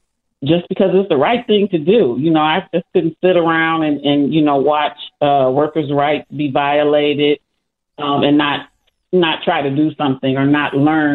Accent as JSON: {"language": "English", "area": "just outside of Detroit", "region": "Michigan", "country": "United States", "tie": "born or raised there", "moved": "as an adult", "lives_now": "Philadelphia, United States", "said": "I was born and bred in Michigan, so just outside of Detroit."}